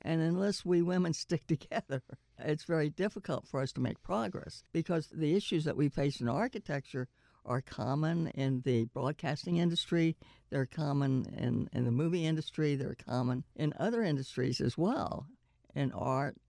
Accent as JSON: {"language": "English", "region": "Oklahoma", "country": "United States", "tie": "born or raised there", "moved": "yes", "said": "I was born in Oklahoma"}